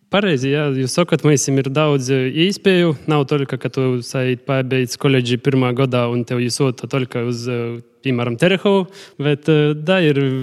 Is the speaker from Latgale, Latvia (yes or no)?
yes; Ludza, Latgale, Latvia; es no Ludzas